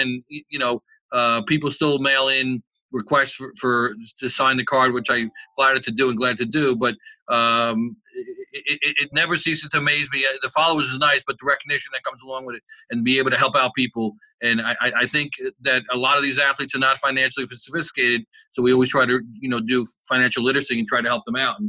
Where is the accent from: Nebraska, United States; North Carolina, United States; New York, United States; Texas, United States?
New York, United States; New York City; As an Italian kid growing up in Brooklyn